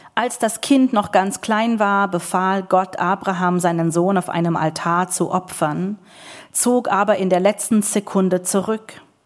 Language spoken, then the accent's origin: German; New York, United States; German is a second language; moved away; bei uns in Williamsburg